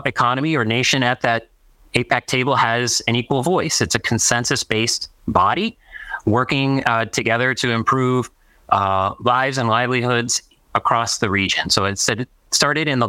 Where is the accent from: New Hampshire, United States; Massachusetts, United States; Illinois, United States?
Illinois, United States; Chicago; my home state of Illinois